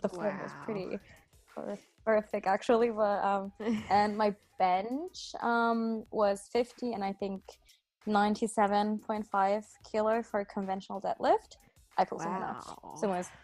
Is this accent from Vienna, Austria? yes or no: yes; Vienna, Austria; also born or lived in Switzerland; I was born in Switzerland and then we moved to Vienna since, I don't know, in 2001, I think. And I grew up and have been living there ever since.